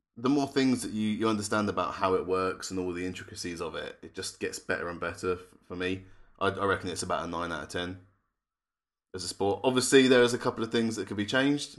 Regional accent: England, United Kingdom; we're not American. We are English, British, and European all at the same time.

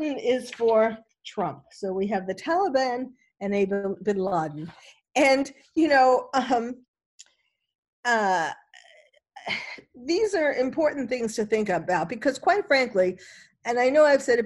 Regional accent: New York City, New York, United States; someone who was born and bred in New York City

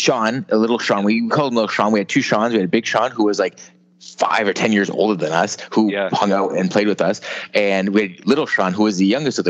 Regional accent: Canada; growing up in Canada

